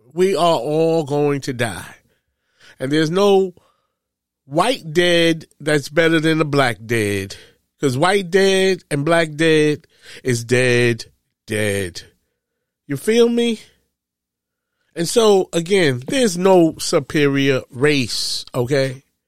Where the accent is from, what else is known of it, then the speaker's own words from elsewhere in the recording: New York, United States; I am from New York